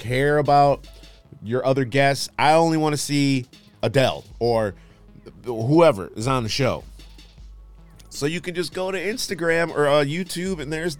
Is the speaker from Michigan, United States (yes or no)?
yes; Michigan, United States; also born or lived in New York; I'm from Michigan. Well, I was born in New York, but I grew up in Michigan, so I'm from Michigan.